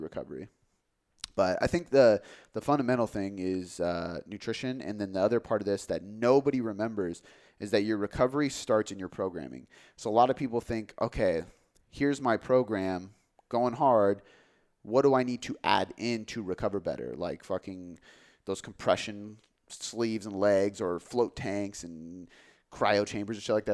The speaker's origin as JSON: {"language": "English", "town": "Des Moines", "region": "Washington", "country": "United States", "tie": "born or raised there", "said": "I grew up in Des Moines"}